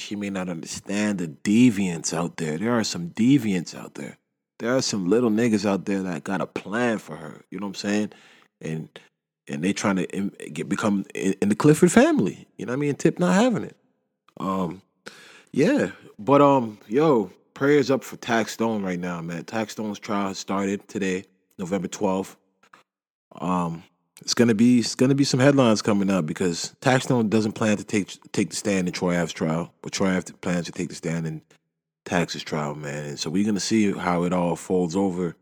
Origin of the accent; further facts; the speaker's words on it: Canada; I love being Canadian